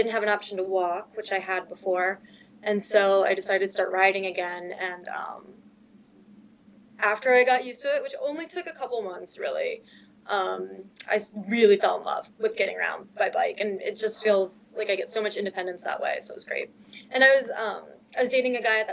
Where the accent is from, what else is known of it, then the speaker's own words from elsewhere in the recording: Columbus, Ohio, United States; also born or lived in Philadelphia, Pennsylvania; now in Seattle, United States; I grew up in Columbus, Ohio.